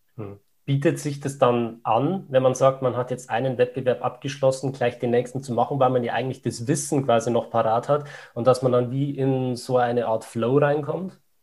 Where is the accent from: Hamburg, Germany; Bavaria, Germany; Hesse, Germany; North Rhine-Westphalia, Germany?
Bavaria, Germany; Upper Palatinate; ich komme aus der Oberpfalz